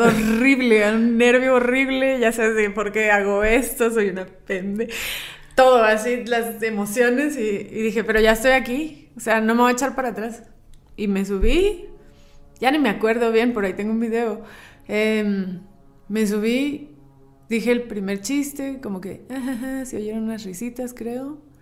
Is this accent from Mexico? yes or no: yes; Chiapas, Mexico; moved away; also born or lived in central Mexico; A mí me criaron en Chiapas, que es aquí básicamente es Guatemala